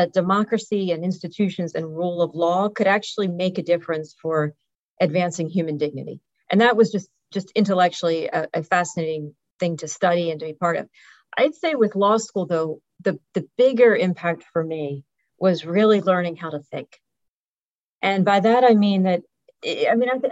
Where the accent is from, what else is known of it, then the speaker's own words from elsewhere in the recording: Philadelphia, Pennsylvania, United States; I grew up in Philadelphia